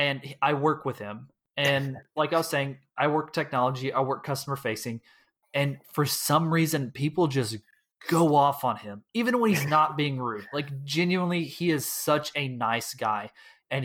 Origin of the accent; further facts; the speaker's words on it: the Metroplex, Texas, United States; also born or lived in Houston area, Texas; now in Houston, United States; we grew up in the Metroplex